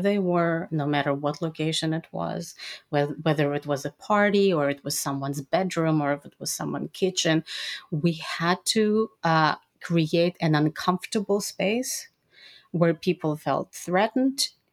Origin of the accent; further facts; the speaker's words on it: Odesa, Odesa Oblast, Ukraine; moved away; also born or lived in Israel; I was born and raised in USSR uh, which is now Ukraine